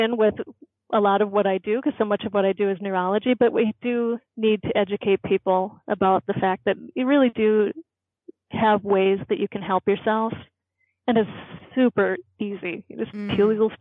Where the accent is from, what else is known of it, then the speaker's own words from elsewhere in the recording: Midwest, United States; I'm from the Midwest